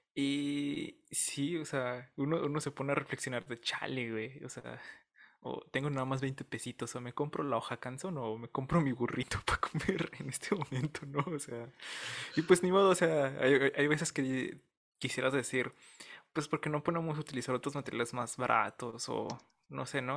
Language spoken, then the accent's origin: Spanish; Ciudad Juárez, Chihuahua, Mexico; soy de Ciudad Juárez, Chihuahua